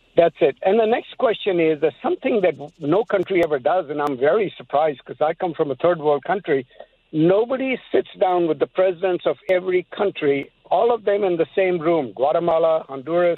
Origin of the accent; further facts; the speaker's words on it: Pakistan; now in United States; I'm from Pakistan